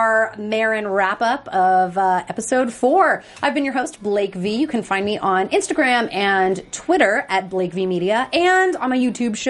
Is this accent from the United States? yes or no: yes; Long Beach, California, United States; I'm actually from Long Beach.